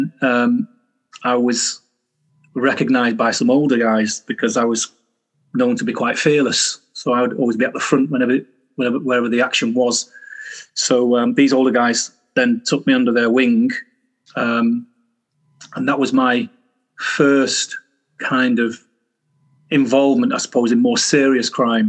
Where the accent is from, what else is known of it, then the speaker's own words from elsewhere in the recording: Manchester, North West England, United Kingdom; I was born in Manchester, a place called Longsight originally, because that's where I spent my former years, 10 years.